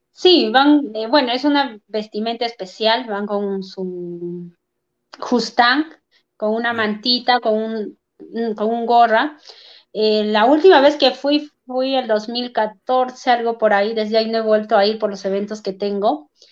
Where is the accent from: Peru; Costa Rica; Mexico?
Peru; Huancayo, Junín; un baile tradicional de aquí de Huancayo que siempre festejamos en el mes de julio